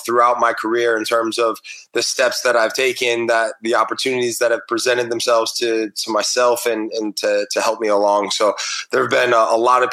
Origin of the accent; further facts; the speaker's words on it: Chicago, Illinois, United States; moved away as an adult; also born or lived in South Carolina / England; now in Atlanta, United States; being a Chicago guy